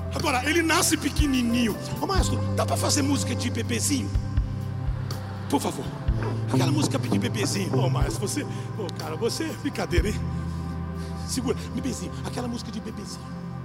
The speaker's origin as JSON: {"language": "Portuguese", "country": "Brazil", "said": "nós somos brasileiros"}